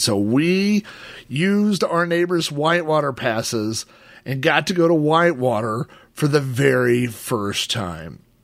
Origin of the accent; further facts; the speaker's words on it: Oklahoma, United States; When I was a kid growing up in Oklahoma